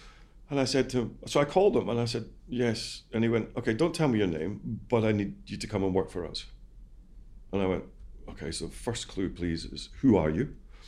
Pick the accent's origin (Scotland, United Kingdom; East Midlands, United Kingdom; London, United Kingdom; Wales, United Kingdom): Scotland, United Kingdom; I'm Scottish.